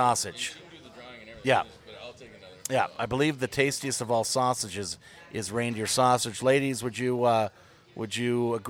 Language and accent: English; Midwest, United States; moved away; I'm from the Midwest.